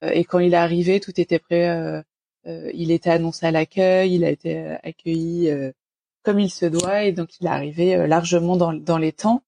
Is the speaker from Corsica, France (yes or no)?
no; Normandy, France; qui vient de Normandie, proche Paris mais Normandie quand même